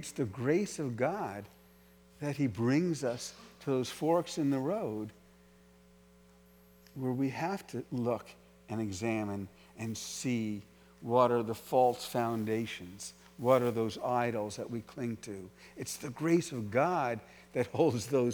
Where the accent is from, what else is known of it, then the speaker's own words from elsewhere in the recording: New York City, New York, United States; I was from New York City